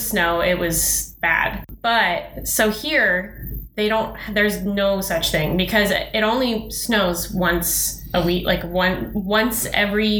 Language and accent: English; Denver, Colorado, United States; moved away as an adult; now in Pacific Northwest, United States; I grew up in Denver